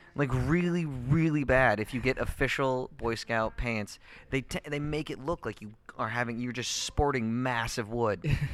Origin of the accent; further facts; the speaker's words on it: Vancouver, Washington, United States; also born or lived in Frankfurt, Germany; now in Portland, United States; I grew up in Vancouver pretty much my entire life.